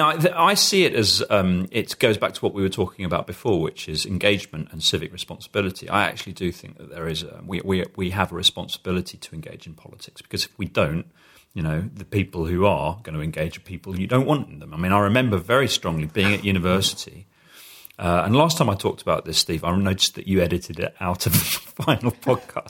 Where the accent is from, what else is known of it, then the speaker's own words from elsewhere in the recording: United Kingdom; as a British person